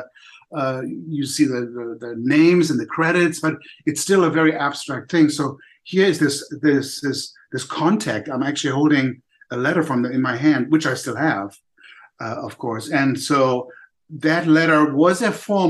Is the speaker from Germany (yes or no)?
yes; Germany; also born or lived in Poland; now in United States; I was born in Poland. I don't remember anything about that part of my life, because my parents, with me and my older sister, escaped to Germany, to West Germany, when I was 1 year old. So, of course, I don't recall that. But then growing up in Germany